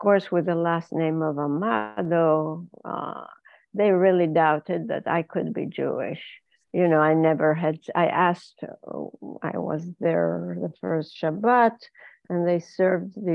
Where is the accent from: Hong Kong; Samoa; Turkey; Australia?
Turkey; Izmir; first language Ladino; English is a second language; moved away as an adult; also born or lived in Netherlands / Israel / Kansas City, United States; now in Dallas, United States; I was born and raised in Izmir, Turkey